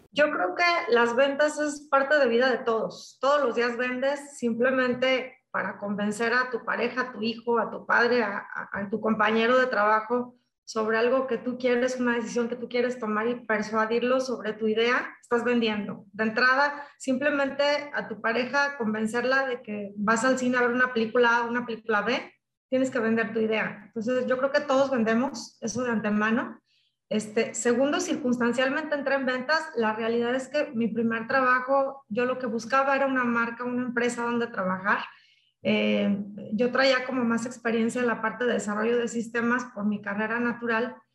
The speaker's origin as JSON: {"language": "Spanish", "town": "La Piedad", "region": "Michoacán", "country": "Mexico", "also_born_or_lived": "Guadalajara, Mexico", "moved": "as an adult", "said": "yo soy de La Piedad, Michoacán, soy de Michoacán. Eh, inicié pues en una familia muy unida"}